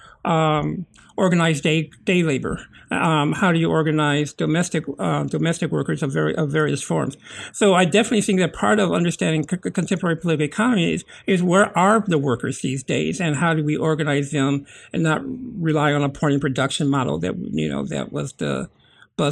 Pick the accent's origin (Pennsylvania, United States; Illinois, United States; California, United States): Illinois, United States; Chicago; growing up in Chicago